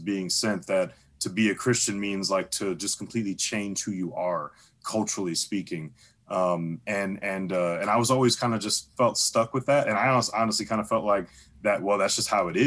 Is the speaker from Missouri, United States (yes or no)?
yes; St. Louis, Missouri, United States; I'm actually originally born and raised in St. Louis. From the Lou, from the STL.